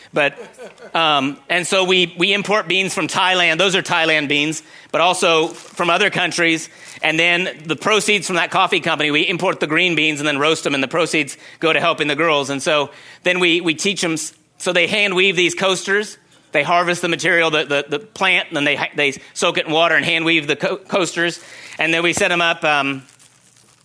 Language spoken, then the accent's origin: English; Secret Valley, California, United States; moved away as an adult; also born or lived in Oregon / China; So I grew up in Secret Valley. We had goats